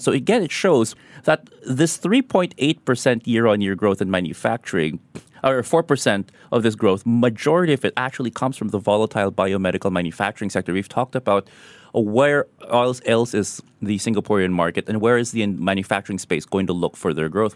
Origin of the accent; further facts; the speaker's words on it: Philippines; moved away; in my home country, the Philippines